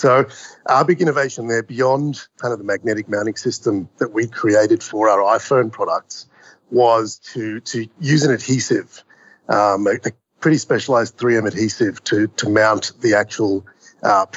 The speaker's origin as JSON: {"language": "English", "town": "Melbourne", "region": "Victoria", "country": "Australia", "tie": "born or raised there", "also_born_or_lived": "New York City", "moved": "as an adult", "said": "I grew up in Melbourne, Australia"}